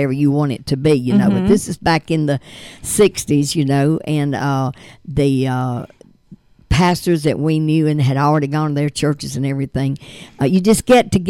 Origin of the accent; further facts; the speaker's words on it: Lavonia, Georgia, United States; I'm from Livonia, Georgia